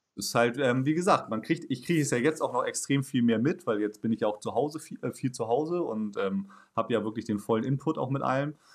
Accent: Hamburg, Germany; also born or lived in Dortmund; Also ich bin ja auch jetzt Großstadtmensch, aufgewachsen hier in Hamburg und äh, fast nie weggegangen.

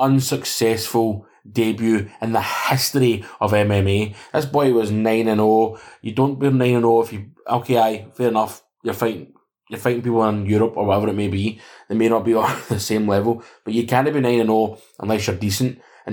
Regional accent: Canada; born there; I was born in Canada, so I take it back.

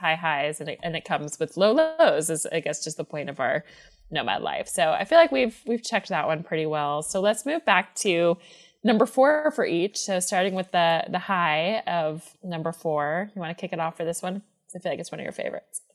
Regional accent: Atlanta, Georgia, United States; moved away; I'm from Atlanta

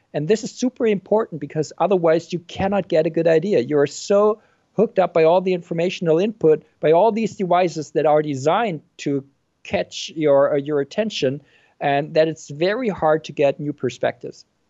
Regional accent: Germany; also born or lived in Berkeley, United States / Frankfurt, Germany; I am from Germany.

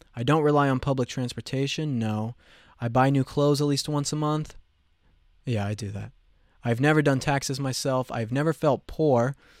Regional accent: Colorado, United States; I have been mocked for my accent, okay? I'm from Colorado

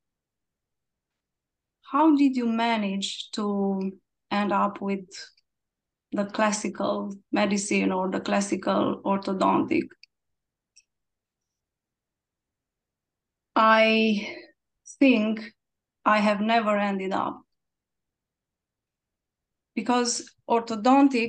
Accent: Cluj-Napoca, Cluj County, Romania; from Romania and from Cluj-Napoca.

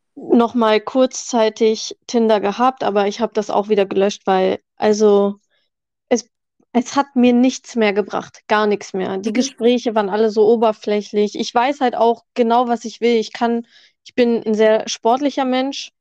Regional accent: near Hanover, Lower Saxony, Germany; ich komme aus der Nähe von Hannover

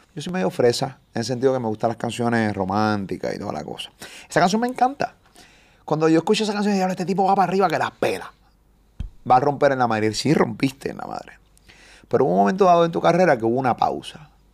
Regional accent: Puerto Rico; yo soy boricua, me encanta PR.

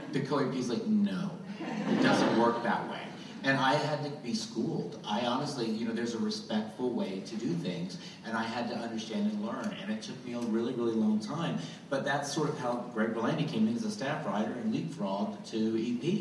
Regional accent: Goose Creek, North Carolina, United States; I'm from Goose Creek, North Carolina

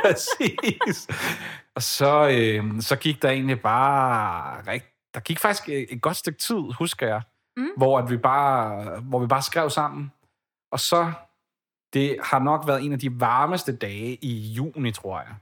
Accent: Ballerup, Capital Region of Denmark, Denmark; now in Copenhagen, Denmark; Jeg er vokset op i Ballerup, og har boet der i 19 år, indtil for ganske nyligt, hvor jeg så øh, flyttede til København

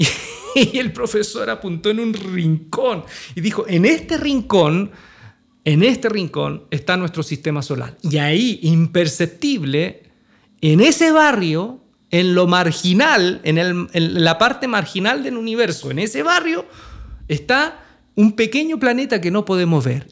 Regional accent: Chile; moved away as an adult; also born or lived in Santiago, Chile; en un sector marginal de Santiago, eh, a dos horas de la ciudad donde estaban mis hijos de mi ciudad natal

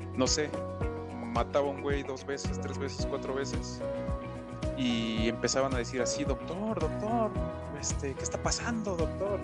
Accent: Mexico; como buen mexicano

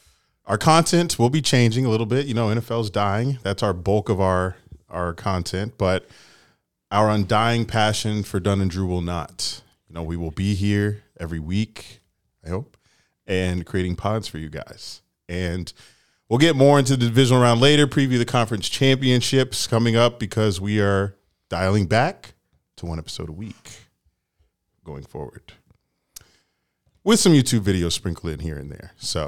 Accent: Jamaica; We're headed to the Grand Cayman, Cozumel, my home country, Jamaica, man.

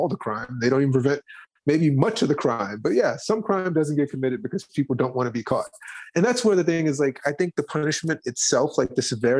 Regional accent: Gary, Indiana, United States; I'm from Gary, Indiana

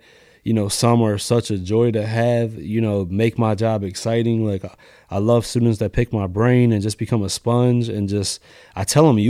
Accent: New York, United States; born there; No, I was born in New York, so all my family's kind of in New York.

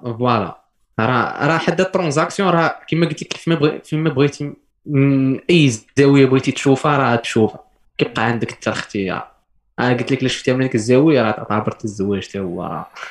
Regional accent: Morocco; حنا كمغاربه

